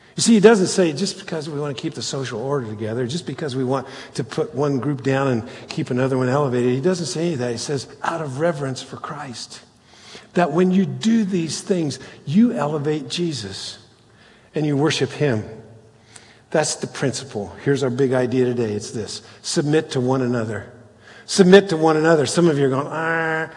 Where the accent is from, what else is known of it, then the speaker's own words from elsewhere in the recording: Cincinnati, Ohio, United States; we're Cincinnatians